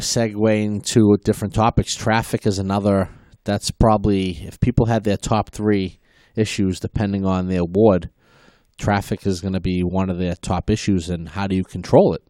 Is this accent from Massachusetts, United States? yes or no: yes; Malden, Massachusetts, United States; I was, uh, born and raised in Maplewood, uh, Webster Street